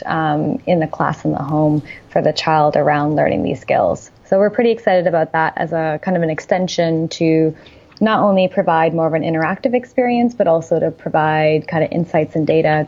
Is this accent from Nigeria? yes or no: no; Canada; also born or lived in Silicon Valley; now in Toronto, Canada; as a Canadian, we did move to Silicon Valley, and you can stay for up to 6 months as a Canadian